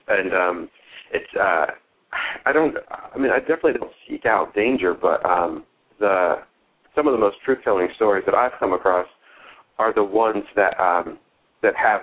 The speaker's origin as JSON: {"language": "English", "town": "Philadelphia", "region": "Pennsylvania", "country": "United States", "said": "as a Philadelphian"}